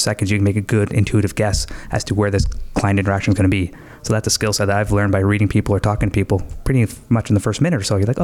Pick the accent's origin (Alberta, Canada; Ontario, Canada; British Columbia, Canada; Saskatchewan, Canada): Ontario, Canada; Stoney Creek; I'm from Stony Creek